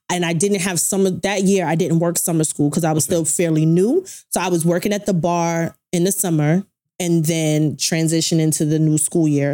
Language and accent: English; Brooklyn, New York, United States; a girl that grew up in Brooklyn